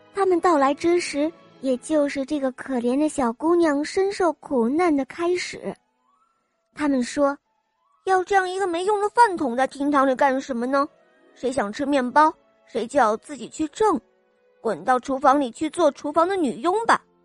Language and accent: Chinese; Dagang District, Tianjin, China; 我来自大港区